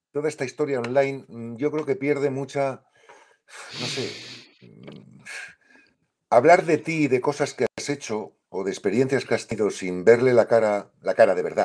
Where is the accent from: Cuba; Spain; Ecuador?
Spain; En España decimos mucho, usamos la expresión me va la marcha.